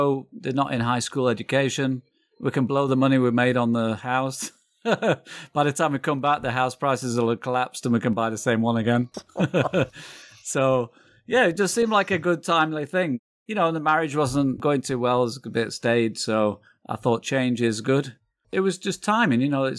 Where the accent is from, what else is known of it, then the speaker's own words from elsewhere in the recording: England, United Kingdom; now in United States; No, I'm from England.